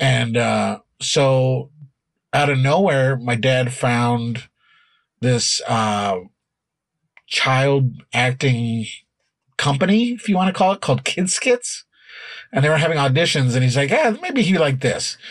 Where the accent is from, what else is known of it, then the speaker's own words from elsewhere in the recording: Denver, Colorado, United States; now in Chicago, United States; when I grew up there, Denver had ten high schools